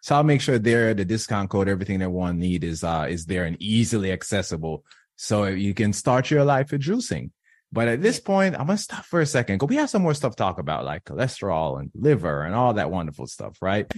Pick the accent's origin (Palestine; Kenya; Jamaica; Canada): Jamaica; I'm from, born and raised in Jamaica